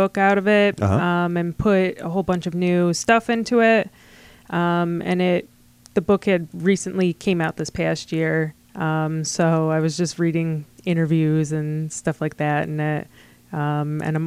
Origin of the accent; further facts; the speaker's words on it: Rochester, New York, United States; also born or lived in Fairport / Finger Lakes; I grew up in Rochester